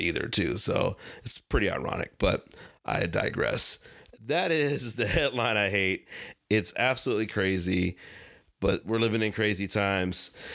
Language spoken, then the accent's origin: English; Ohio, United States; I'm actually from Ohio and probably grew up and lived about forty minutes away from East Palestine